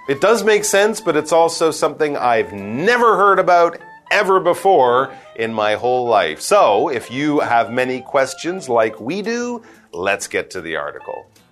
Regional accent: Canada

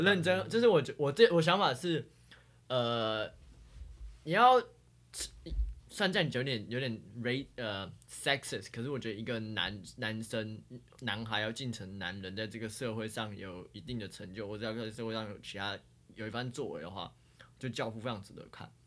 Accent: Taiwan; 我们是台湾人

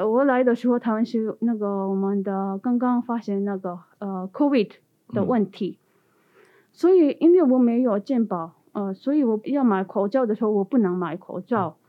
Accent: India; Chinese is a second language; 因为我是从印度来的

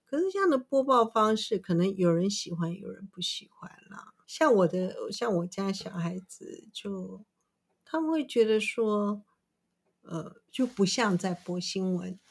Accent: Taiwan; 对，我们台湾人是非常喜欢吃猪肉

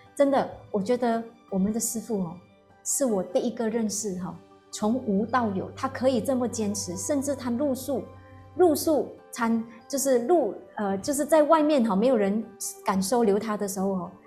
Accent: Malaysia; moved away as an adult; now in Taiwan; 又喜欢吃一点辣的冰的，这个是我们马来西亚人的这个习气

